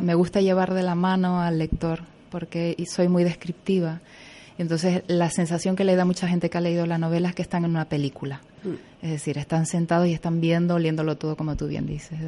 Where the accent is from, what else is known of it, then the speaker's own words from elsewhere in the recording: Güímar, Canary Islands, Spain; soy de aquí